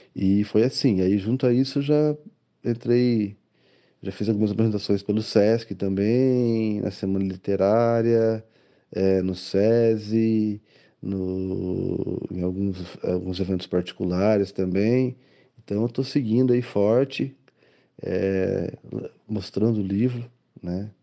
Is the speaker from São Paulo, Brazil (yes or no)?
no; Cornélio Procópio, Paraná, Brazil; now in Londrina, Brazil; eu morava em Cornélio Procópio, que eu sou de Cornélio Procópio